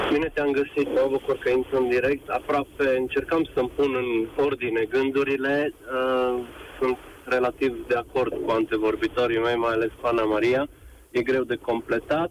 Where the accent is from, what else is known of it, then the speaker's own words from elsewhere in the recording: Baia Mare, Maramureș County, Romania; Eu sunt din Baia Mare